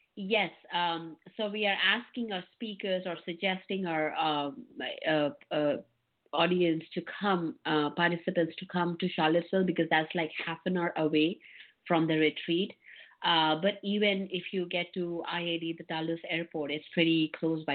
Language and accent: English; India; I was born in India, um, and uh, I was born in a very humble family